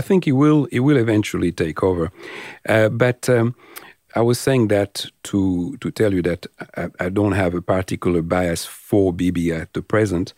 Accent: France; now in Australia; I'm French or sometimes my accent, uh, betray me

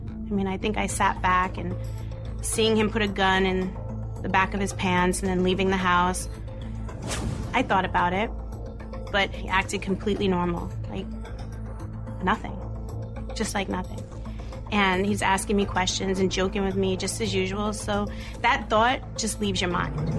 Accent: New York City, New York, United States; Growing up in Brooklyn was like one big happy family

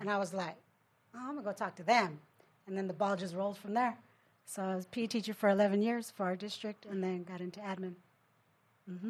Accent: Riverside, California, United States; I actually have family members who went to continuation where I grew up in Riverside

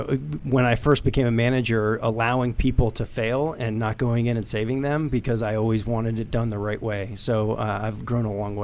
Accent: Middletown, New York, United States; Middletown, New York.

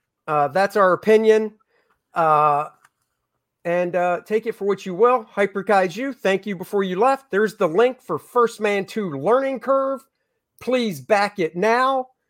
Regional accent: United Kingdom; I know I'm Britain. I'm from Britain.

